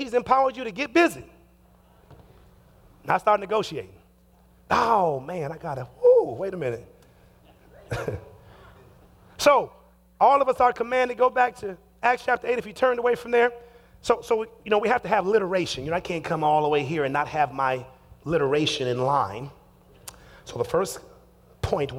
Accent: Chicago, Illinois, United States; also born or lived in Detroit, Michigan; now in Seattle, United States; I was born in Detroit, raised in Chicago

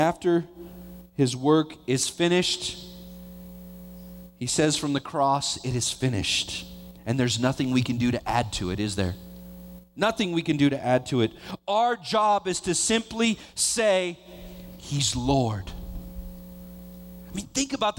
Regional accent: Vallejo, California, United States; I grew up in Vallejo

